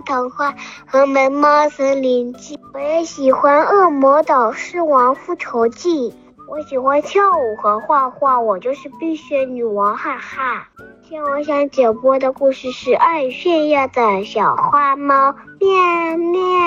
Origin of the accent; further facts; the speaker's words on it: Zhuji, Zhejiang, China; 我来自住家诸暨